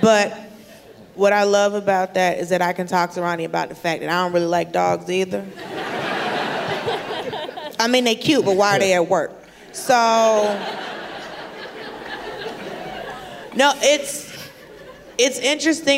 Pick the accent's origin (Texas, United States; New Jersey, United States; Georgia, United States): Georgia, United States; Atlanta; I'm from Atlanta